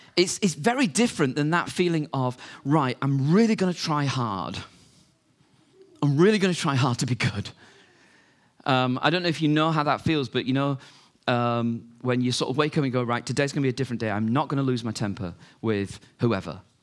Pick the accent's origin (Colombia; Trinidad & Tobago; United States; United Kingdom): United Kingdom; we're British